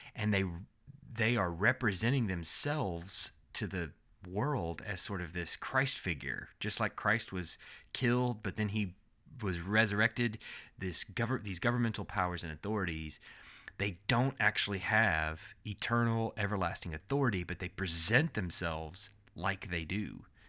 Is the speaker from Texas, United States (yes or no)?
yes; Texas, United States; now in Alabama, United States; we're from Texas